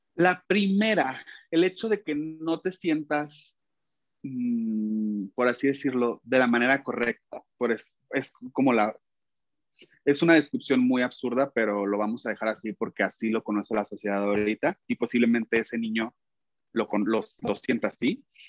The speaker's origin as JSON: {"language": "Spanish", "country": "Mexico", "said": "soy un cantante mexicano independiente"}